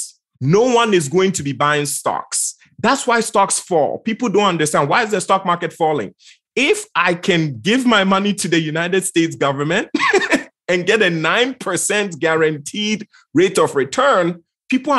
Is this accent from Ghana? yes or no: yes; Ghana; I'm from Ghana, West Africa.